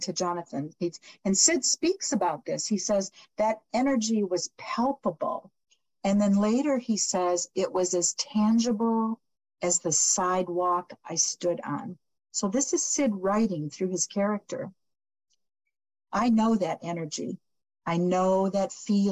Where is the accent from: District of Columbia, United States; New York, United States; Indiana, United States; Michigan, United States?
Michigan, United States; moved away; also born or lived in Phoenix; I was born and raised in Michigan.